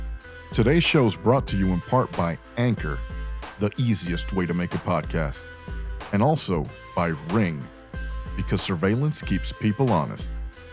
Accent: United States; As American patriots

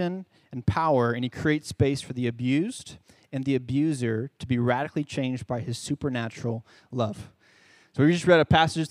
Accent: Charlotte, North Carolina, United States; moved away as an adult; now in San Antonio, United States; I'm originally from Charlotte, North Carolina.

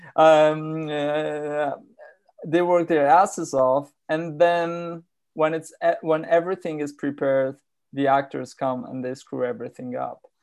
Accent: Warsaw, Masovian Voivodeship, Poland; also born or lived in Poznań; I grew up in, uh, in Warsaw. I grew, I was born in Poznań, which is a city closer to Germany.

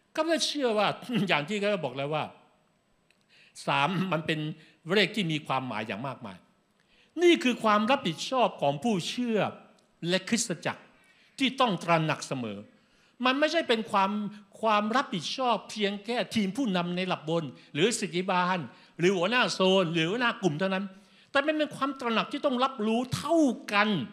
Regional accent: Thailand; เราคือคนต่างชาติ คน ไทยคือคนต่างชาติ

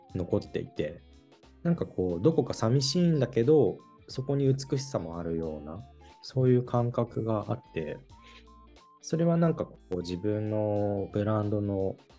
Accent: Niigata, Japan; 生まれ育った新潟の原風景

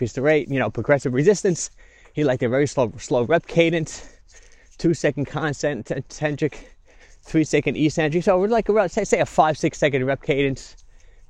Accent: Yonkers, New York, United States; also born or lived in Long Island; I grew up in Yonkers.

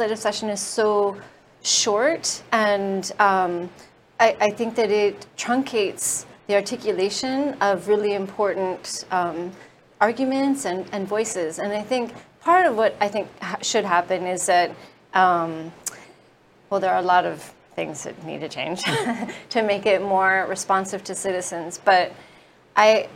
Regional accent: California, United States; moved away; I come from California

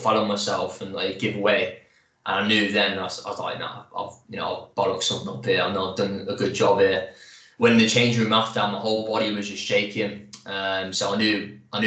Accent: Coventry, West Midlands, United Kingdom; I've played for my hometown club

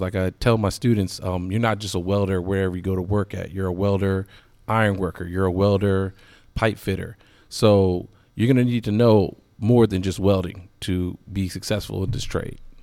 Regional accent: Williamsburg, Virginia, United States; moved away as an adult; now in Richmond, United States; I'm from Williamsburg, so I didn't want to move too far from home

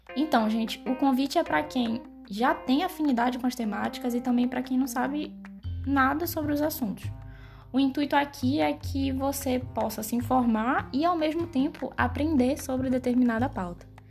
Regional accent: Belém, Pará, Brazil; moved away as an adult; now in Goiânia, Brazil; Eu nasci e fui criada em Belém do Pará, mas desde o ano passado me mudei aqui para Goiânia

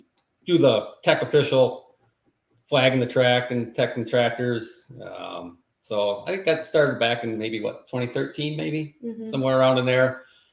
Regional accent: Monroe, Wisconsin, United States; I'm 49 years old, work at Monroe Truck Equipment. We live here in Monroe, Wisconsin. Grew up here, been here all my life, just stuck around home and ventured out too far.

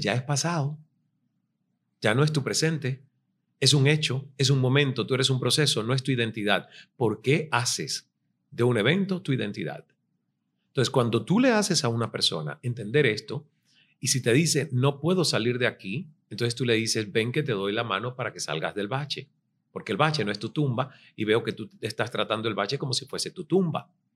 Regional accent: Cuba; moved away as an adult; also born or lived in Toronto

